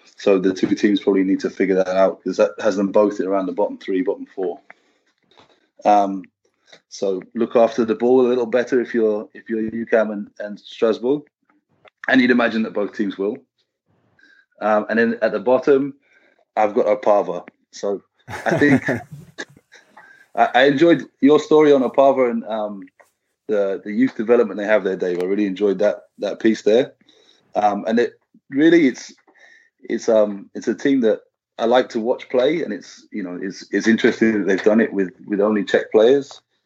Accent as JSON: {"language": "English", "country": "United Kingdom", "said": "I don't know if it's part of being British or European"}